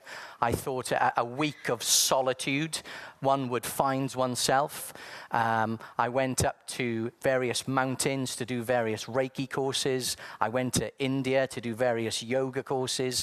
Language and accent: English; South Wales, United Kingdom; I was born in sunny South Wales.